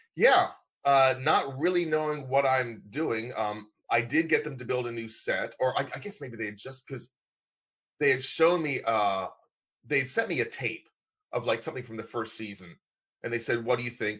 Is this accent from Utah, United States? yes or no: no; Lancaster, Pennsylvania, United States; moved away; My hometown is Lancaster, Pennsylvania, Amish country. My backyard growing up was an Amish dairy farm